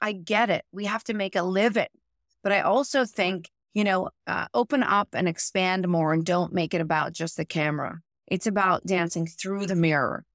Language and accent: English; Pittsburgh, Pennsylvania, United States; moved away; my mother had a studio, I'm from Pittsburgh